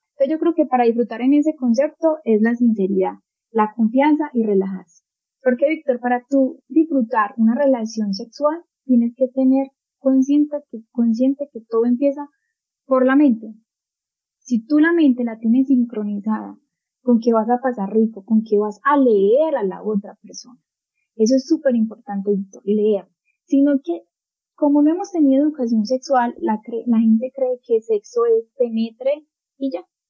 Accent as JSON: {"language": "Spanish", "country": "Colombia", "said": "aquí en mi país, Colombia"}